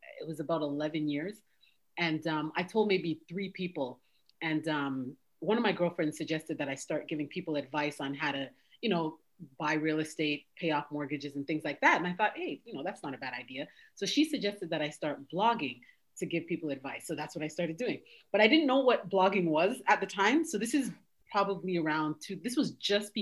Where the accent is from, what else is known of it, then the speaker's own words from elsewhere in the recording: Toronto, Ontario, Canada; moved away as an adult; now in United States; So I'm originally from Canada. I was born and raised in Toronto